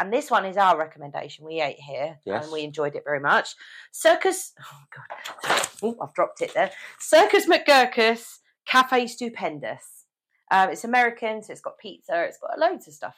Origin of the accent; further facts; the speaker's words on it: United Kingdom; we're British and we eat it every day